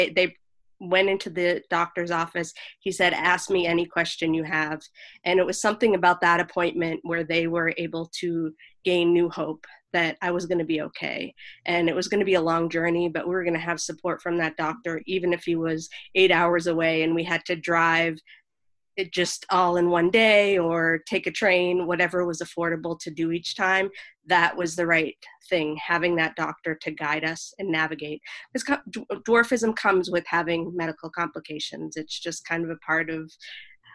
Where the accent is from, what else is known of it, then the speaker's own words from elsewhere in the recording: Boston, Massachusetts, United States; moved away; also born or lived in Los Angeles / New York City; I was born in Boston.